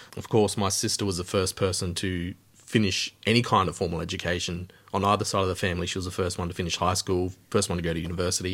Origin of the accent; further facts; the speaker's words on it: Alice Springs, Northern Territory, Australia; moved away; I came from Alice Springs, the middle of Australia